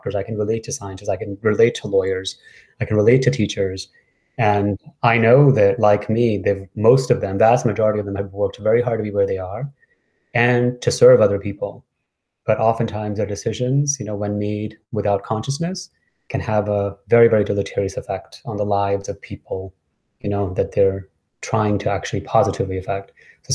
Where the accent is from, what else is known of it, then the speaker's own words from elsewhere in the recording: New York City, New York, United States; I moved to New York when I was 10 and kind of grew up in New York City